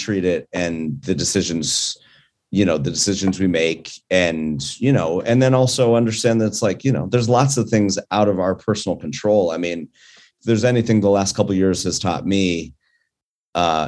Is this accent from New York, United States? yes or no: no; Colorado, United States; now in California, United States; I'm originally from Colorado